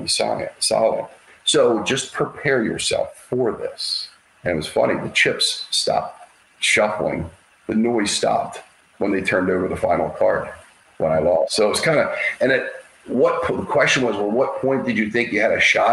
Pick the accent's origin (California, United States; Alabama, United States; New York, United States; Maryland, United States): Maryland, United States; Baltimore; I'm from Baltimore